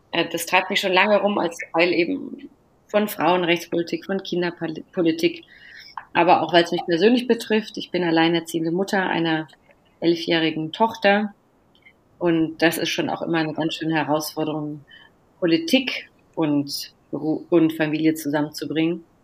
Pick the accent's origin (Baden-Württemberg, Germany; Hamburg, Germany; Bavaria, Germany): Baden-Württemberg, Germany; Neuenburg am Rhein; komme ursprünglich aus dem Südbadischen, bin groß geworden in Neuenburg am Rhein, in Freiburg zur Schule gegangen